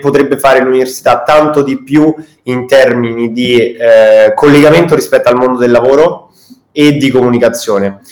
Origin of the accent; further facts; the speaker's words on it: Rome, Lazio, Italy; sia io che Edoardo, il mio socio, siamo, siamo di Roma